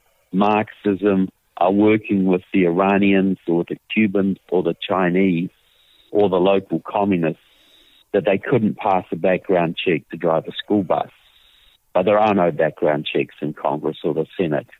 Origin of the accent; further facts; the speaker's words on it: New Zealand; moved away as an adult; now in United States; I'm from New Zealand, as you will tell by my accent. I have a southern accent. Deep Southern, and I've been living in the United States for several years.